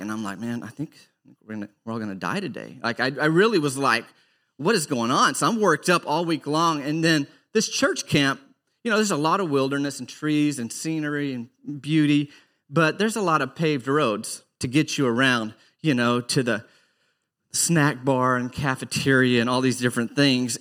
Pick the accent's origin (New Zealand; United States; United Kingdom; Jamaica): United States; Arkansas; I grew up in Arkansas